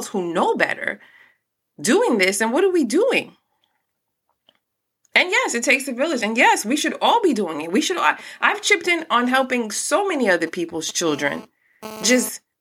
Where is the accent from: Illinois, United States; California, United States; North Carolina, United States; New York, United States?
New York, United States; New York City; also born or lived in Newark; I'm from Brooklyn. I've lived in Newark. Like, the streets also raised me a lot